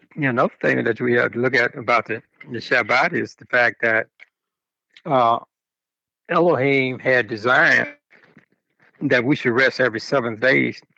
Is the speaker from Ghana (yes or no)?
no; Chicago, Illinois, United States; growing up in Chicago